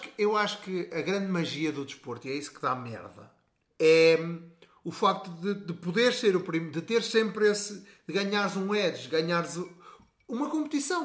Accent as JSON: {"language": "Portuguese", "country": "Portugal", "said": "nós somos portugueses"}